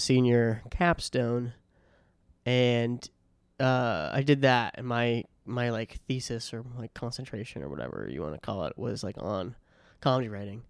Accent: Hingham, Massachusetts, United States; moved away; my hometown in, in Hingham

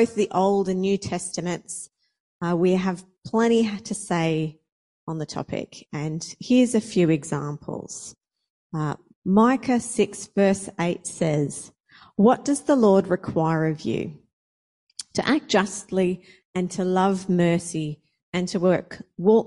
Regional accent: Australia; moved away as an adult; now in Brisbane, Australia; I moved from my hometown down the coast up here to Brisbane to go to Bible college.

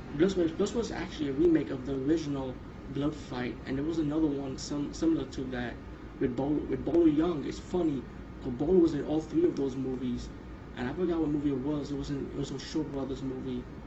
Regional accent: India; being Indian

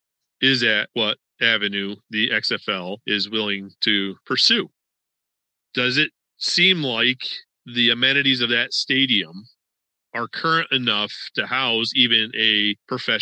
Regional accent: New York, United States; now in Florida, United States; I was from New York and you have your ties to New York.

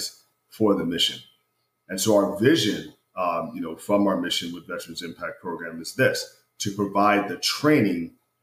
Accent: Ohio, United States; I was born and raised in the great state of Ohio.

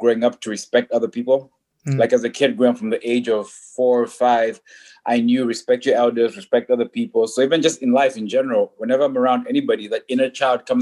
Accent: Zambia; moved away as an adult; also born or lived in Ottawa, Canada; now in Montreal, Canada; I grew up privileged in Zambia

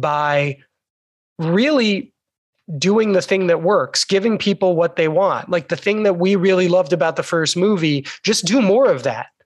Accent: United States; we are three American Jews, relatively well assimilated here

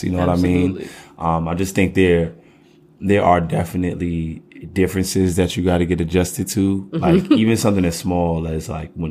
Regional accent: United States; me being an American born and my family is from America

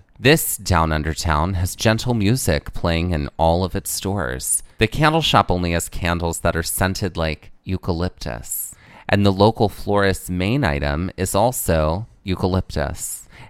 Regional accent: the South, United States; the little cults is the name of my, my YA novel that I write about growing up in the South

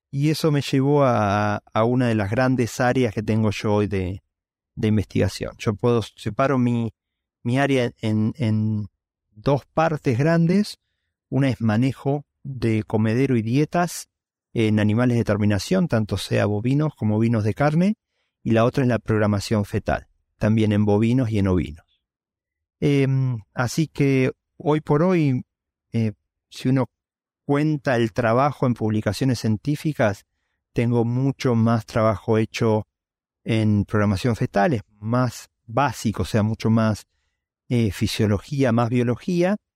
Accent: Venado Tuerto, Santa Fe, Argentina; yo soy de Argentina, eh, mi papá ingeniero químico cada dos años se mudaba a todas partes eh, lo cual hizo que tuviera posibilidad de, cuando llegué a la secundaria, irme a vivir con mis abuelos en Venado Tuerto, y yo digo que soy originario de Venado Tuerto.

